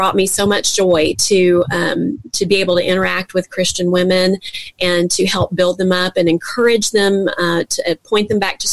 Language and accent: English; Baton Rouge, Louisiana, United States; I'm from Baton Rouge, Louisiana